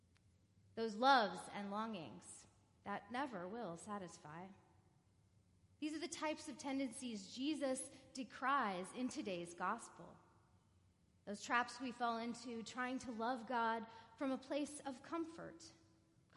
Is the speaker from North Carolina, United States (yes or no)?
no; California, United States; Growing up in California